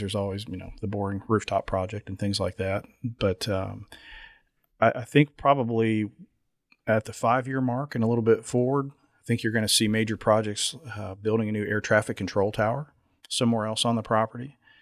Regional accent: Lexington, Kentucky, United States; my hometown airport

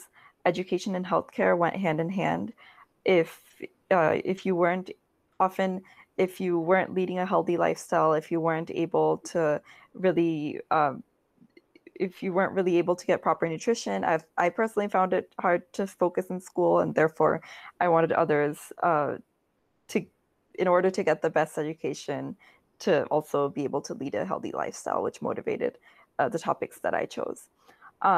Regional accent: India; moved away; I am originally from India

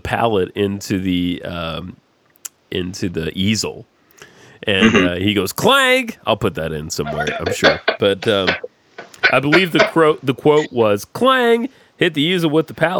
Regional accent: Georgia, United States; I am from Georgia

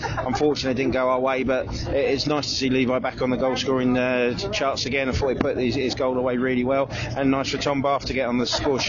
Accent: Hertfordshire, East of England, United Kingdom; I'm definitely from Hertfordshire.

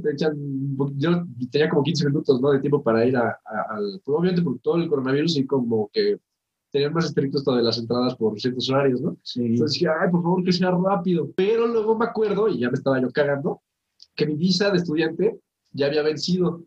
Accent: Toluca, State of Mexico, Mexico; Nosotros que somos de Toluca, que aquí no hay vida nocturna

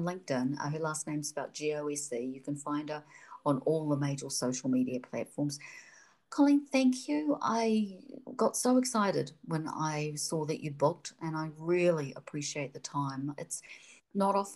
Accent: New Zealand; now in Seattle, United States; the Kiwi in me

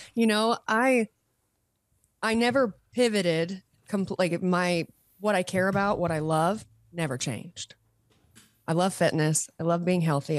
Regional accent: Utah, United States; moved away as an adult; also born or lived in California; I did move home. So I'm, I am back in Utah. I moved home from California in twenty twenty-one

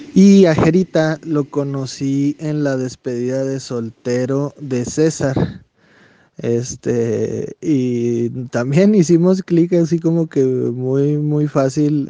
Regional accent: Saucillo, Chihuahua, Mexico; also born or lived in Delicias, Chihuahua; Soy nacido en Ciudad Delicias, Chihuahua, porque pues, en Saucillo no había hospitales. Soy originario de un pueblito que se llama Las Varas de la cordillera de Saucillo

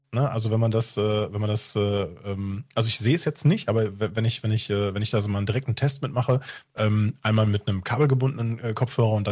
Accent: West Germany, Germany; Ich bin im Westen groß geworden

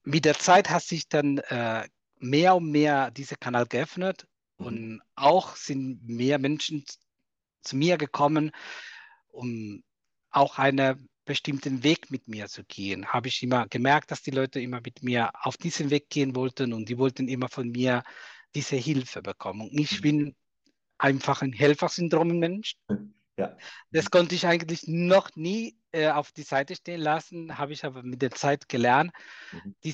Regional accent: Cuba; German is a second language; now in Germany; Ich komme aus Kuba, mhm. bin seit 2010 in Deutschland, äh, wohne in der wunderschönen Rheinland-Pfalz.

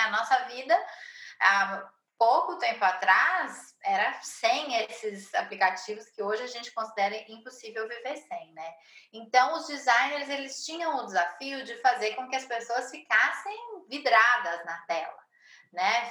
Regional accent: Brazil; sou brasileira, moro em São Paulo

